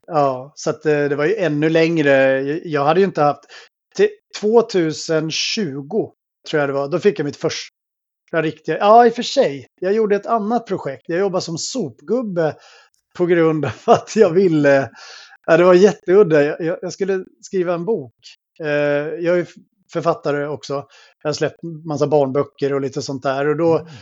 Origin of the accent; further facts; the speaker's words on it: outside Helsingborg, Skåne, Sweden; jag växte upp i Skåne eh, utanför eh, Helsingborg